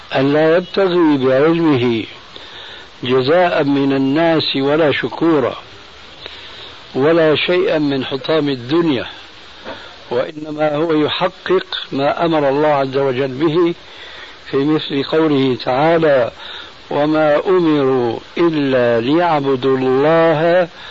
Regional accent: Syria; عندنا في سوريا

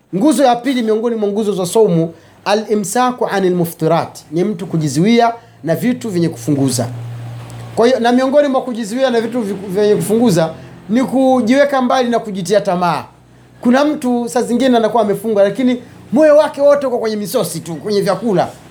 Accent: Kigoma, Tanzania; Sisi kule kwetu kule Kigoma kule watu wanamchwana ngoma za daku zapigwa zile

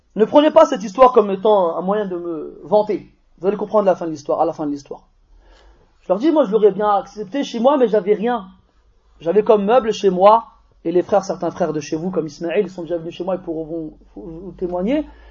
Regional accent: France; on est des Français, on est né ici, on est formaté ici.

